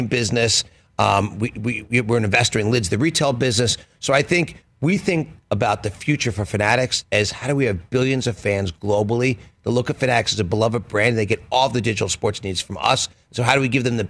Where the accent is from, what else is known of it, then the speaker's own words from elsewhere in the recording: Philadelphia, Pennsylvania, United States; I grew up in Philly.